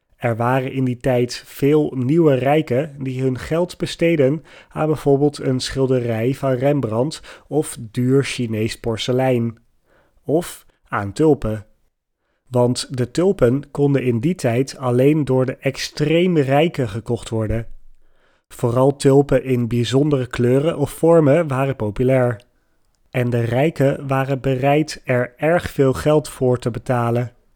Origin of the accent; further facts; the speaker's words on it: Netherlands; voor mij als Nederlander